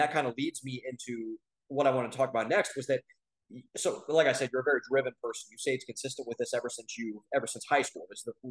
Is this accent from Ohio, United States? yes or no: yes; Ohio, United States; we come from Ohio, we come from the Midwest